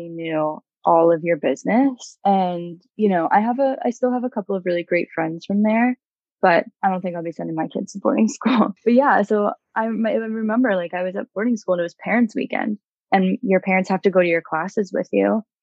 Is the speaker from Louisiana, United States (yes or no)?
no; North Carolina, United States; I grew up in North Carolina